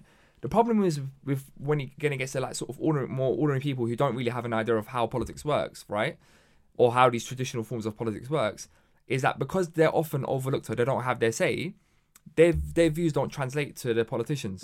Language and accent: English; London, United Kingdom; born or raised there